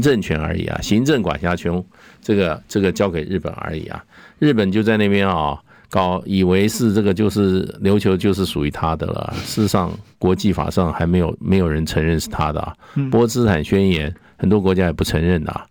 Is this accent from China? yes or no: no; Taipei, Taiwan; 我是台北市市民啊， 我出生在台北，成长在台北